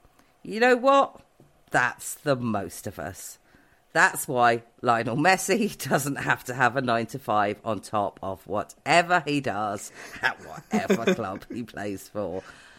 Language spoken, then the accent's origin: English; Newport Pagnell, South East England, United Kingdom; moved away; listeners will know I have a complicated relationship with my hometown.